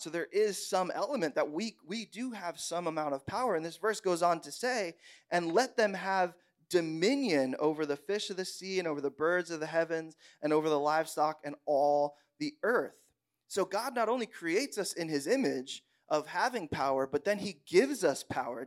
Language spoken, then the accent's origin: English; Bushkill, Pennsylvania, United States; I grew up in Bushkill, Pennsylvania, so, like, the backwoods of the world